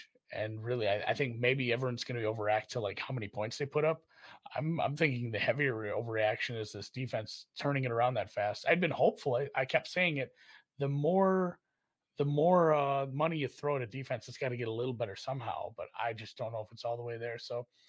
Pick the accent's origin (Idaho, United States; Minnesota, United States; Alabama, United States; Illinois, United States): Minnesota, United States; I'm from Minnesota